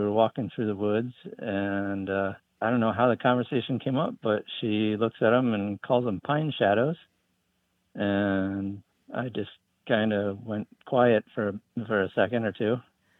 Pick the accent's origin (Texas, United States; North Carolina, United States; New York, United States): New York, United States; upstate; now in Virginia, United States; So I grew up in upstate New York where pine needles are appropriately called pine needles.